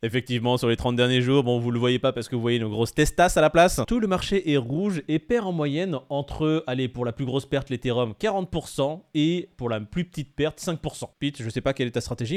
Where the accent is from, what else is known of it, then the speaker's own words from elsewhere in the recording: France; on est français